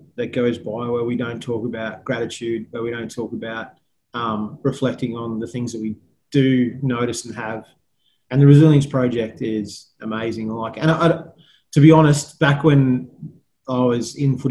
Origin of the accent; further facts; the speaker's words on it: England, United Kingdom; now in Australia; I was born in England